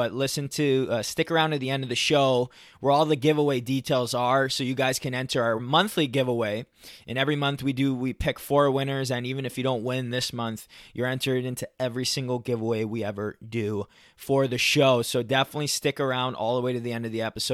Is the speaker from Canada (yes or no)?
yes; Toronto, Ontario, Canada; I'm from Toronto